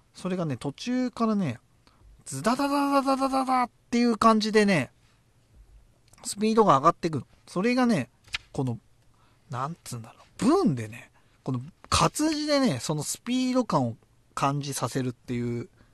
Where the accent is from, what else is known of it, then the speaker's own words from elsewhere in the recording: Tochigi, Japan; うちの地元もやっぱり でっけえゲーセンとかあって栃木なんだけど